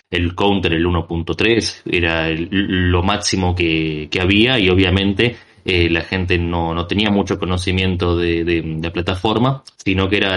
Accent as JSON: {"language": "Spanish", "country": "Argentina", "said": "La, la respuesta es muy simple. Soy de Argentina, hombre."}